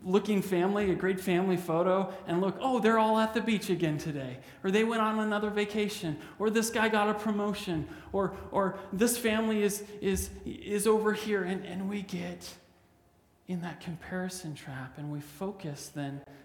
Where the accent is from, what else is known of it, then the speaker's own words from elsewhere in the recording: Canada; I'm a Canadian